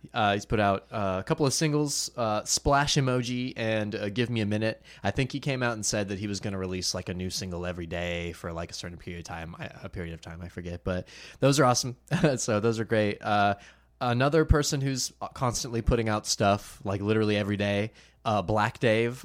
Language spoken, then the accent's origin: English; Myrtle Beach, South Carolina, United States; I'm from Myrtle Beach